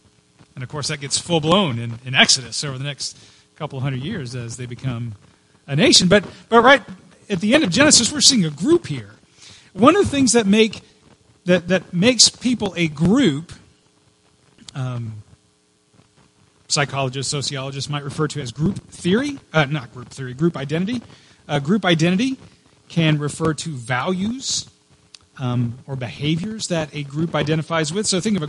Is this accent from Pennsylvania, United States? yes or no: no; Texas, United States; also born or lived in Houston, Texas